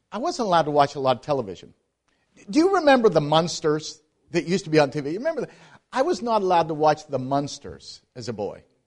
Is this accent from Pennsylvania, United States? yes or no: yes; Pittsburgh, Pennsylvania, United States; moved away as an adult; also born or lived in Atlanta; I grew up in Pittsburgh, Pennsylvania